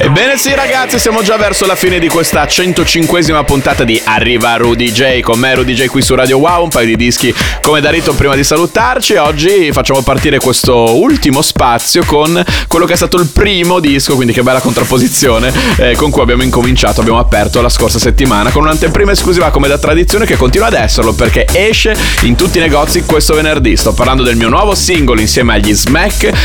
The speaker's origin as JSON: {"language": "Italian", "town": "Bologna", "region": "Emilia-Romagna", "country": "Italy", "said": "sono bolognese"}